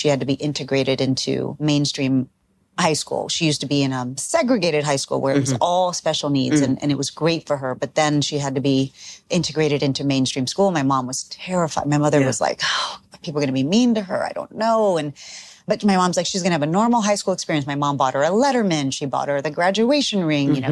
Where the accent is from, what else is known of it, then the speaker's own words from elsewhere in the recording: South Texas, United States; I grew up in Texas, South Texas